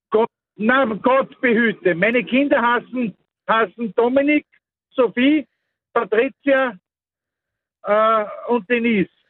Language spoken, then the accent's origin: German; Mostviertel, Lower Austria, Austria; ich komme aus einer Gegend aus dem Mostviertel, wo das ja Standard ist, solche Namen